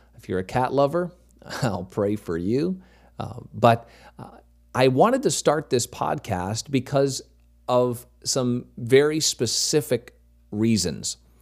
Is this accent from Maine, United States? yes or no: yes; Maine, United States; moved away as an adult; also born or lived in North Carolina; I grew up in Maine, moved away, went to college, pastored for a little over ten years in North Carolina